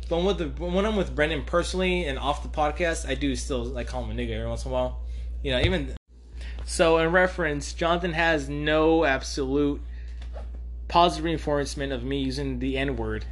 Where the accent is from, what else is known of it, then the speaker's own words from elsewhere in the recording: Mexico; I'm Mexican